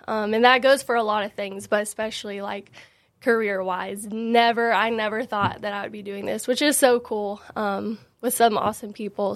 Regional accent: Franklin, United States; born and raised in Franklin

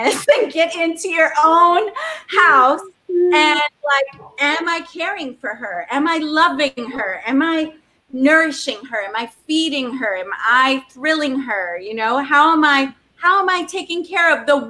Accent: the South, United States; I'm from the South

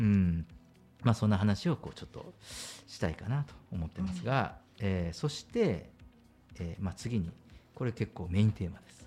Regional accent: Kyushu, Japan; moved away; 僕九州人なんで

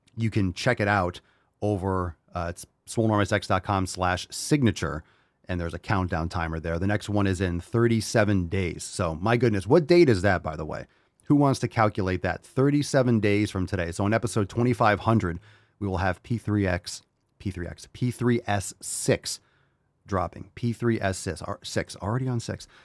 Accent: Connecticut, United States; also born or lived in New York / Pennsylvania; now in Florida, United States; I grew up in Connecticut.

